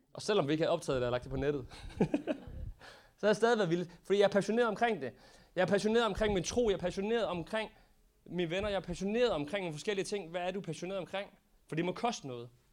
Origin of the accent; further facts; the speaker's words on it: Denmark; som danskere